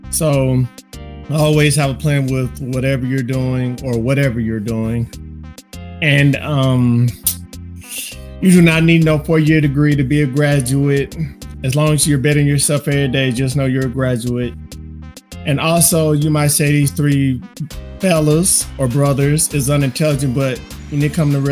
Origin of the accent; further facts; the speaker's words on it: Florida, United States; I'm from Florida, dog. What you expect Florida, from Florida people?